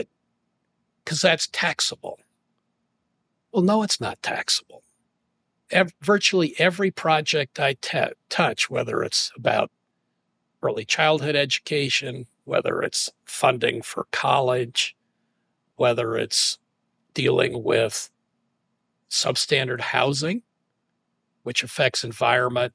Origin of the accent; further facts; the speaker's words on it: St. Louis, Missouri, United States; moved away as an adult; also born or lived in Washington, D.C.; I grew up in St. Louis